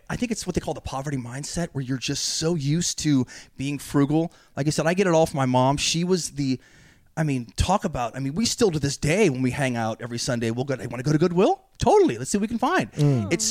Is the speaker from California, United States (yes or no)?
yes; California, United States; Uh, NorCal.